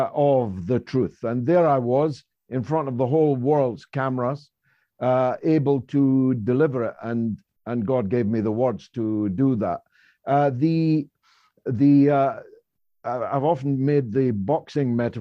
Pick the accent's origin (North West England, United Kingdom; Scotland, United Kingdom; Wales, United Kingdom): Scotland, United Kingdom; I am Scottish